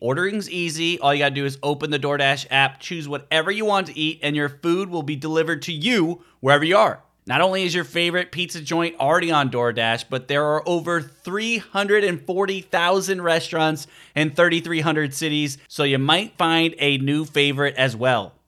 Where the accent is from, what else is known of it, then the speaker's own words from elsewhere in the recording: Chicago, Illinois, United States; moved away; I grew up in the Chicago area